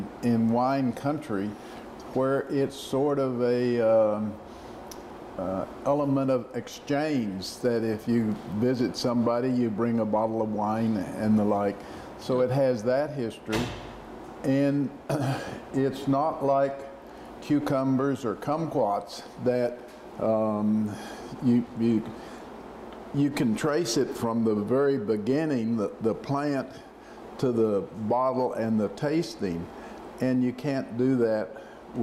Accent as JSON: {"language": "English", "town": "Odessa", "region": "Texas", "country": "United States", "also_born_or_lived": "Alaska", "moved": "as an adult", "said": "I'm from Odessa, Texas"}